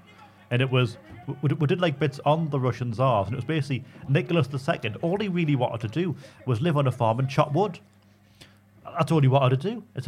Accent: Geordie, North East England, United Kingdom; accent: Geordie

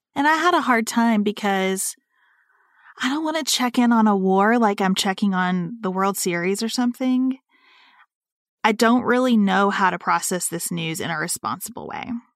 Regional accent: United States; as an American citizen who has not lived abroad

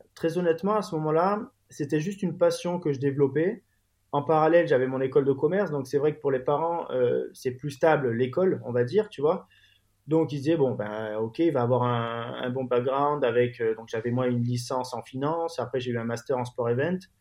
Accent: Marseille, Provence-Alpes-Côte d'Azur, France; also born or lived in London; je suis originaire de, de Marseille

